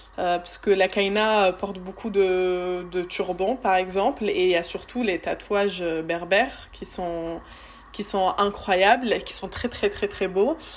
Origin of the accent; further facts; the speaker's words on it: France; une Française qui a grandi en regardant la télé française